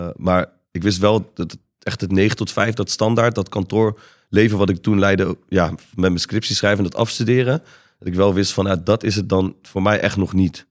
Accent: 's-Hertogenbosch, North Brabant, Netherlands; moved away; also born or lived in Breda / Amsterdam; Ben opgegroeid in eh, Den Bosch

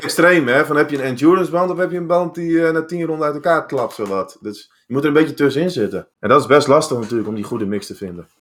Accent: Netherlands; wij als Nederlanders, Europeanen

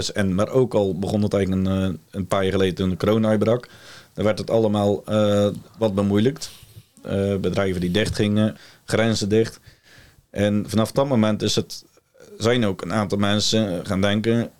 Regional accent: Ouddorp, South Holland, Netherlands; Ik kom uit Ouddorp

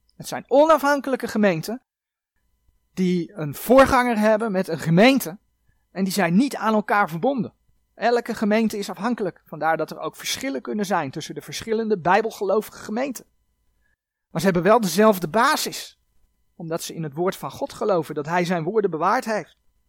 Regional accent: Netherlands; wij als Nederlanders

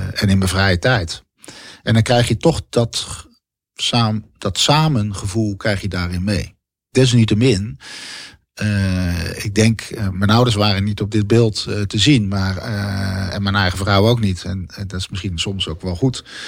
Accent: Bergambacht, South Holland, Netherlands; also born or lived in Schiedam; ik ben geboren in Schiedam. En uiteindelijk naar een dorp gegaan, naar Bergambacht. Uh, waar ik opgroeide met de voetbalvereniging en op de middelbare school

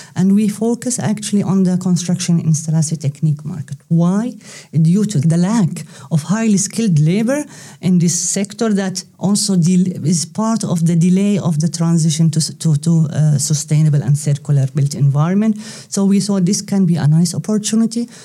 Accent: Palestine; moved away as an adult; also born or lived in Leuven, Belgium / Brussels, Belgium / Zaragoza, Spain; now in Netherlands; I come originally from Palestine

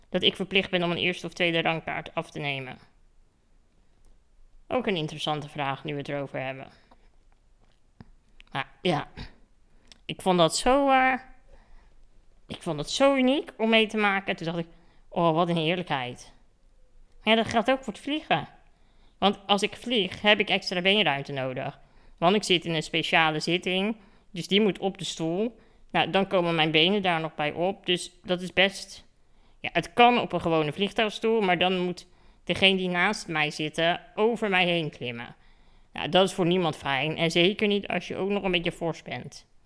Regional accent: Netherlands; want ik kom uit Nederland en wij zijn hier gewend dat, eh, dat ik kaartjes moet reserveren.

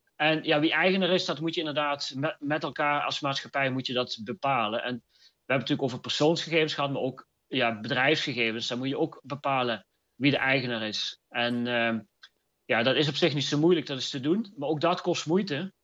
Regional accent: North Brabant, Netherlands; ik kom uit het Brabantse

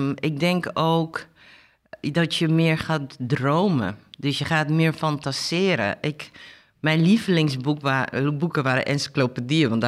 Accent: Suriname; also born or lived in Amsterdam, Netherlands; geboren in Amsterdam en teruggaan naar uh, eh, geremigreerd met mijn ouders. Die zijn bewust teruggegaan naar Suriname. Mijn vader was districtsecretaris

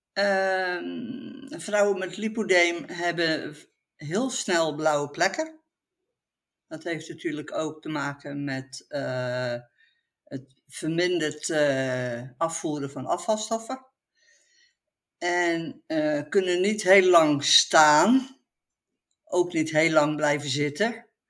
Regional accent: Dordrecht, South Holland, Netherlands; now in Etten-Leur, Netherlands; Ik kom oorspronkelijk uit het Westen, uit Dordrecht

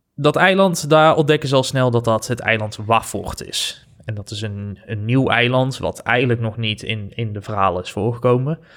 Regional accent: Netherlands; wij als Nederlanders

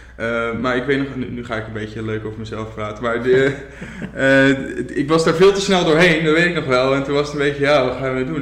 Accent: Zeeland, Netherlands; also born or lived in Gouda / Rotterdam; now in Dordrecht, Netherlands; Ik ben ooit geboren in Zeeland

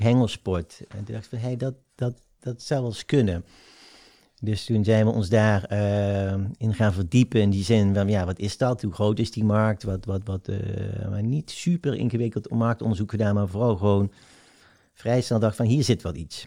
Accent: South Limburg, Netherlands; also born or lived in North Brabant; Van de dag van de verhuizing, dat wij naar Zuid-Limburg verhuizen. Dat is ook mijn eerste herinnering. En ehm, ja, daar, heb ik wel gewoon een fijne jeugd gehad

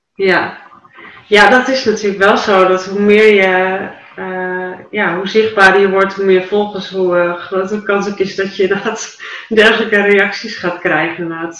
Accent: Dalen, Drenthe, Netherlands; in Dalen, voor mijn geboortedorp

